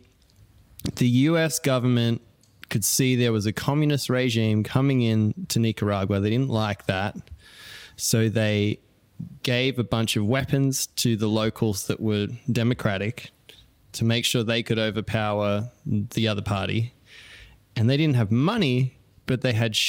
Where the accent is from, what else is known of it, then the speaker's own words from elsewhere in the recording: Australia; accent: Australian; growing up in Australia